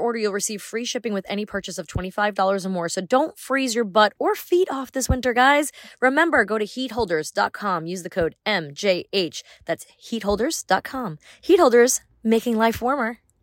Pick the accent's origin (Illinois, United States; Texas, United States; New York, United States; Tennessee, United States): New York, United States; born or raised there; now in Nashville, United States